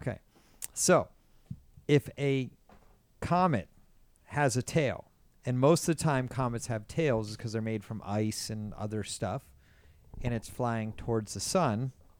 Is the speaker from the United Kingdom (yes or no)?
no; Tehran, Tehran Province, Iran; I'm from Tehran, Iran.